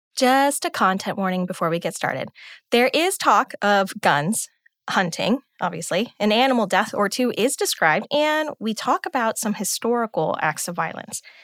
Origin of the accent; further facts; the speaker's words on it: United States; I'm American too. I grew up with air conditioning and microwave popcorn